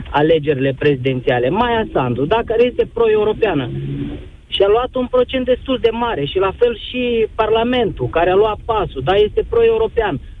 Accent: Moldova; now in Romania; Cătălin, eu sunt chiar din Republica Moldova de 15 ani în România, adică practic mai mulți ani decât uh, am fost acolo, în Republică

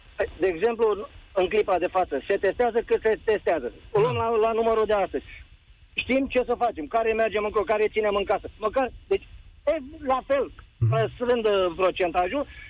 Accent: Mihail Kogălniceanu, Constanța County, Romania; sunt din Constanța, de fapt din Cogălnicianu

